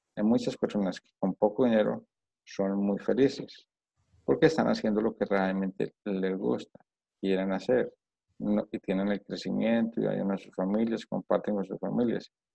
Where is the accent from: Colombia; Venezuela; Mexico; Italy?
Colombia; moved away; also born or lived in United States / Spain; yo, soy colombiano, entonces en Colombia las cosas así, la educación en Colombia es así